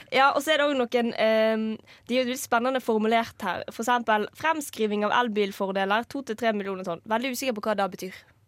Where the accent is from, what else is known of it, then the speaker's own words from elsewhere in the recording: Norway; moved away; also born or lived in Trondheim; jeg kommer fra Norges nest minste kommune